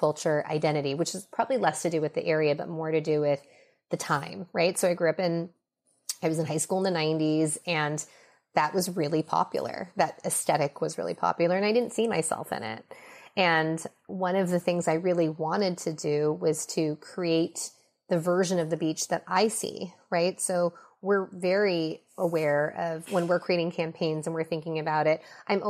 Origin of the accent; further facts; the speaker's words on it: Minnesota, United States; born there; I was born in Minnesota. I feel incredibly American. I am very attached to my Chinese cultural identity too.